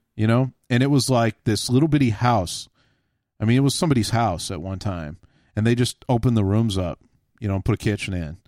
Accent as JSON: {"language": "English", "region": "Texas", "country": "United States", "tie": "born or raised there", "said": "I grew up in Texas"}